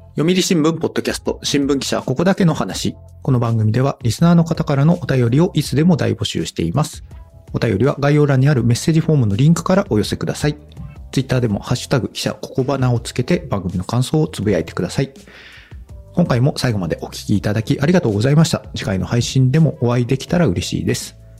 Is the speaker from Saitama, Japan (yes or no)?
no; Kitakyushu, Fukuoka, Japan; 私ね、出身があの北九州の小倉なんで